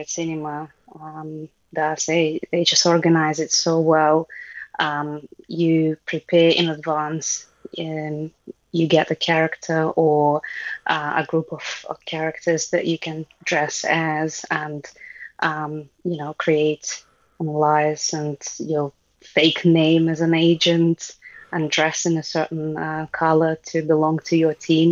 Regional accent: Russia; moved away as an adult; now in United Kingdom; I grew up in Soviet Union.

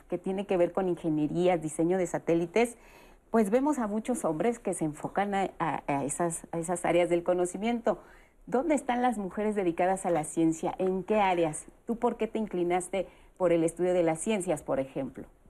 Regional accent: Mexico

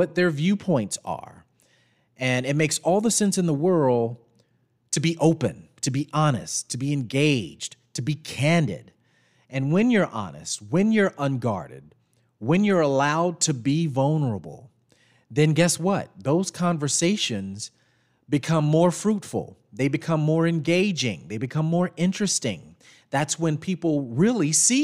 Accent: McComb, Mississippi, United States; moved away; growing up in Macomb

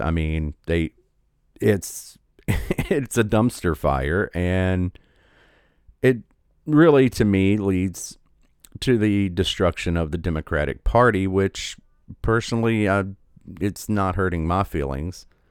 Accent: United States; I'm just an American. I was born here.

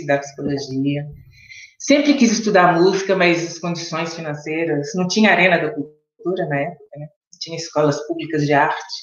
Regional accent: Belo Horizonte, Minas Gerais, Brazil; eu sou de Belo Horizonte, atualmente há 17 anos moro fora de Belo Horizonte, mas vivo em Belo Horizonte.

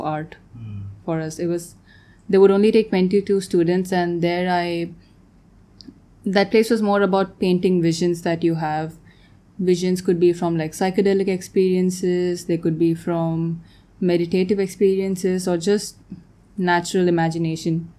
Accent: Tanzania; moved away as an adult; also born or lived in Bangalore, India / Vienna, Austria; I grew up in Tanzania. I was there most of my life, and then I moved to Bangalore to study architecture.

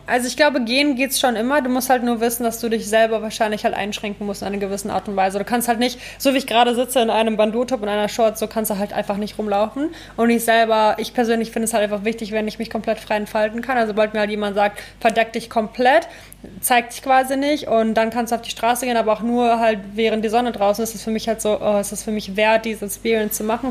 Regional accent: Ukraine; moved away; da wo ich herkomme aus der Ukraine

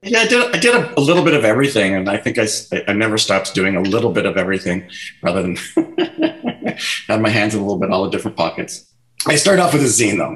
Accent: Vancouver, British Columbia, Canada; also born or lived in North Delta / Surrey / Burnaby; I grew up a lot of places in Vancouver. So, um, uh, I grew up in East Vancouver for, for, the first eight years, and then my parents moved out to the suburbs of North Delta

